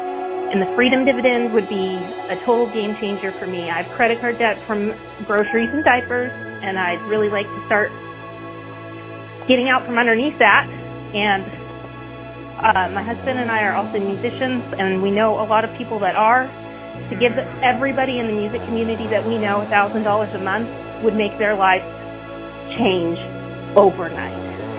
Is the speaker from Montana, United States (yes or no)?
yes; Montana, United States; now in Bartlesville, United States; I currently live in Bartlesville, Oklahoma. I am originally from Montana.